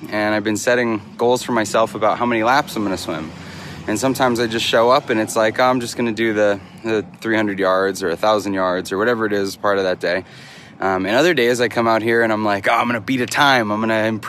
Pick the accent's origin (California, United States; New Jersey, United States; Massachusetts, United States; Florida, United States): Massachusetts, United States; Franklin; moved away; I am back in my hometown, Franklin, Massachusetts. That was my high school.